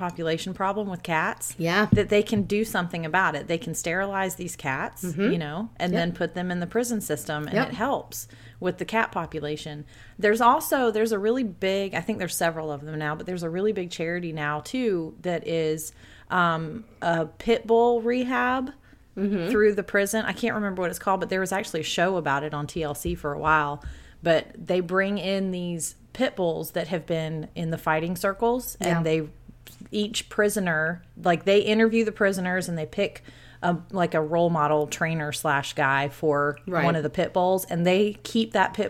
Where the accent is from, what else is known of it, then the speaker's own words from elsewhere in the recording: Savannah, Georgia, United States; moved away; I went back to my hometown of Savannah